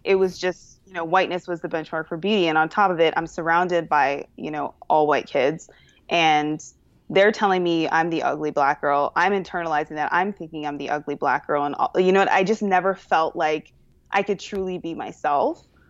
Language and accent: English; Toronto, Ontario, Canada; moved away; I am originally from Toronto, which is the best city in the world.